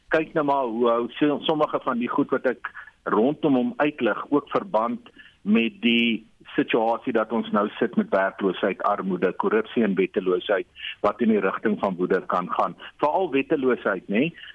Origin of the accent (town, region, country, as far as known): South Africa